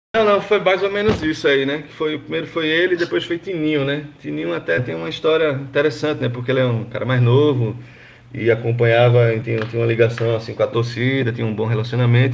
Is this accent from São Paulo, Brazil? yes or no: no; Gravatá, Pernambuco, Brazil; moved away; also born or lived in Recife; eu não nasci aqui na capital, não nasci em Recife, eu nasci em Gravatá, né? Que é uma uhum. cidade uhum. do Agreste aqui, uns 80 quilômetros de distância